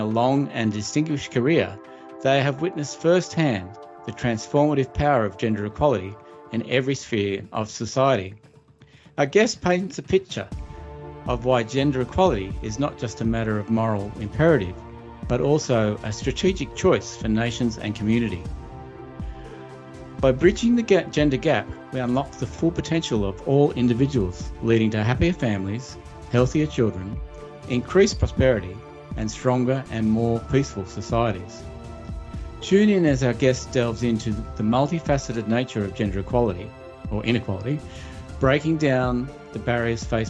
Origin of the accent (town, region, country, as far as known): Australia; born or raised there